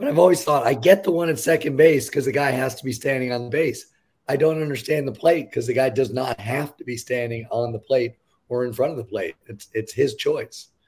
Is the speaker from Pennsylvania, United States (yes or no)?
no; New York, United States; I grew up in New York, a Mets fan